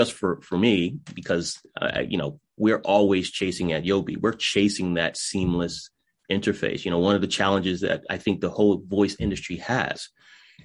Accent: New England, United States; I'm from New England, we talk faster than most.

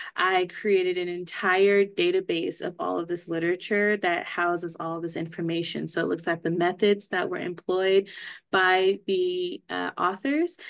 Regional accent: Southern California, United States; moved away as an adult; now in Reno, United States; am originally from Southern California

